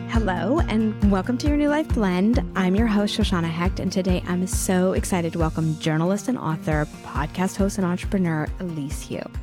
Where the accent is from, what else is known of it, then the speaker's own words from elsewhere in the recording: Houston, Texas, United States; I grew up in Texas